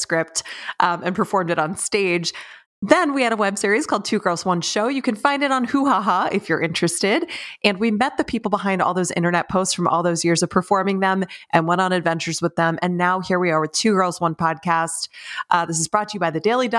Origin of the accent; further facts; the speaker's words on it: Pennsylvania, United States; I'm from Pennsylvania